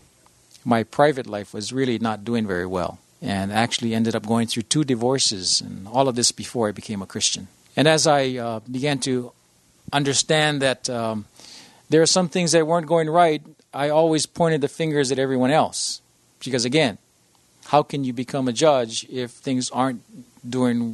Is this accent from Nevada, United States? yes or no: no; Honolulu, Hawaii, United States; also born or lived in Iowa; I was born and raised in Honolulu